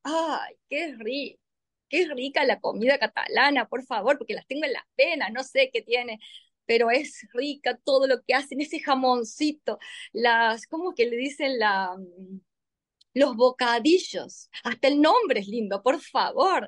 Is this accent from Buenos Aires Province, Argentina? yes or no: no; Córdoba, Argentina; yo soy argentina, 100% argentina, muy cordobesa